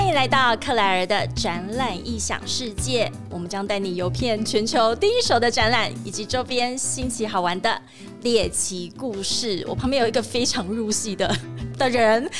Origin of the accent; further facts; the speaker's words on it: Tainan, Taiwan; now in Taipei, Taiwan; 我跟 市长有一个共同点，就是我们都是台南人